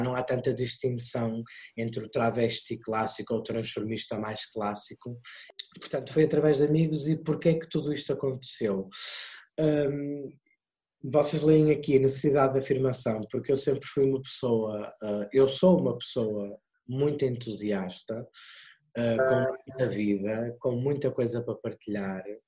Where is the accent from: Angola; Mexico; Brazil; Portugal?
Portugal; Porto, Norte; eu sou do Porto, uh, nasci no Porto, os meus pais vivem em Águas Santas